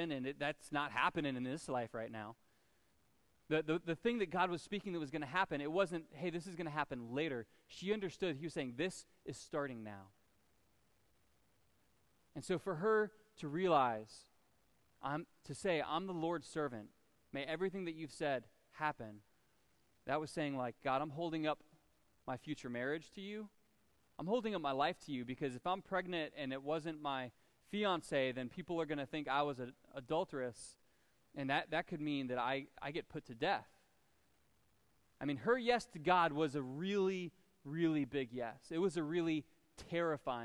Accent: United States; I was a Christian because I was born in America

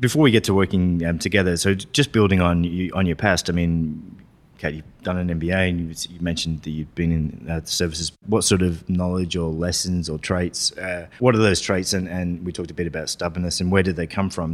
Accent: Australia; growing up in Australia

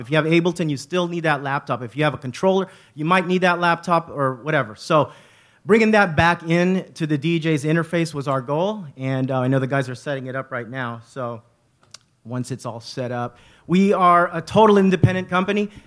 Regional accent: Bay Area, California, United States; We are from the Bay Area. We are raised here.

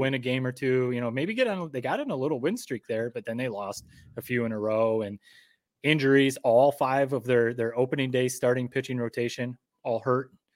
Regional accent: Michigan, United States; now in Connecticut, United States; born and raised in Michigan

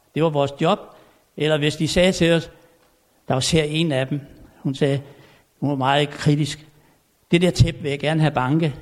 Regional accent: Tommerup, Southern Denmark, Denmark; moved away; jeg er født og opvokset derovre på Fyn i en lille stationsby, der hed Tommerup.

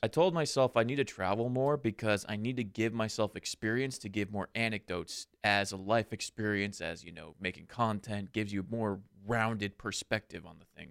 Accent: California, United States; we're from California

